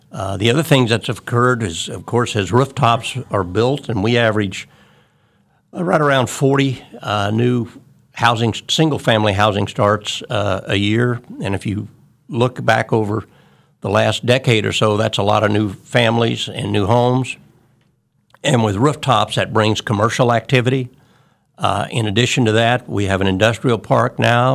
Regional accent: Wichita, Kansas, United States; I am a, a Wichita native

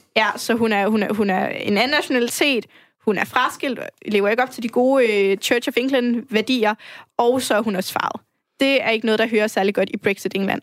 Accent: Brønderslev, North Denmark Region, Denmark; moved away as an adult; also born or lived in Risskov, Aarhus; now in Aarhus, Denmark; der, hvor jeg er fra, i Brønderslev i Nordjylland

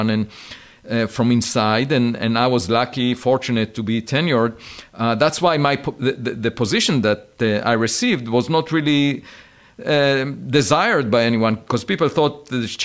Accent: Israel; Yeah, so I grew up on a farm. Uh, I used to collect eggs every afternoon, uh, and uh, on weekends I used to go to the hills of my village

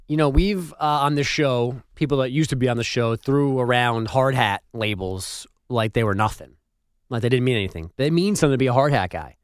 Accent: New York, United States; moved away; as a New Yorker

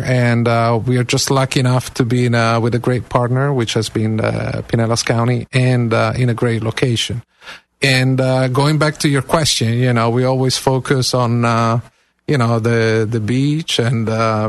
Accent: Cagliari, Sardinia, Italy; born or raised there; also born or lived in Atlanta, Georgia / Kansas; now in Clearwater, United States

